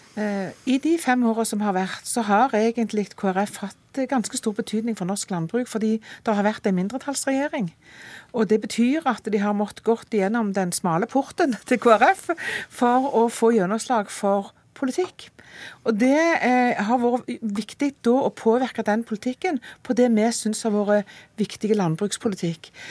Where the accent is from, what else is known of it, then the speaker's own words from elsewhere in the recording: Rogaland, Norway; jeg kommer fra Rogaland, matfylket.